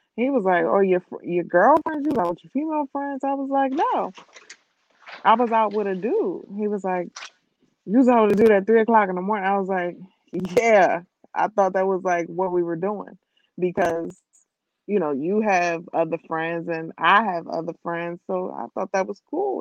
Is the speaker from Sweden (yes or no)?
no; New Jersey, United States; I was from Jersey